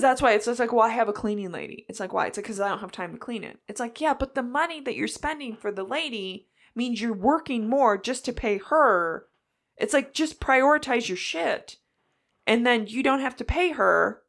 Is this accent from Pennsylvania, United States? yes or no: no; near Batavia, Illinois, United States; us being right there, we had Aldi growing up.